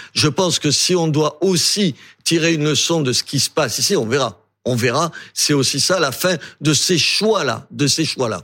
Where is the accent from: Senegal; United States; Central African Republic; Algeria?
Algeria; also born or lived in Béziers, France; now in France; Moi, je suis né en Algérie